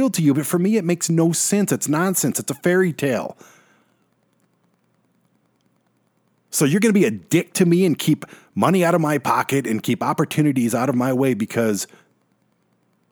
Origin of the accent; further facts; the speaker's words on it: Detroit, Michigan, United States; We grew up in Detroit